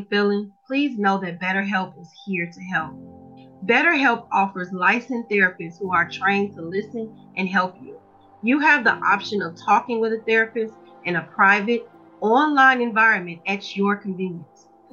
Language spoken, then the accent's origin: English; Chicago, Illinois, United States; I'm from Chicago, Illinois. So when I went to high school, we have metal detectors.